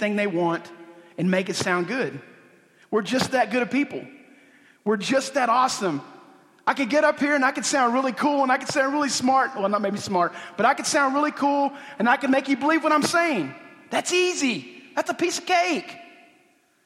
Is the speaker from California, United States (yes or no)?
no; Oklahoma, United States; a Indian guy from Oklahoma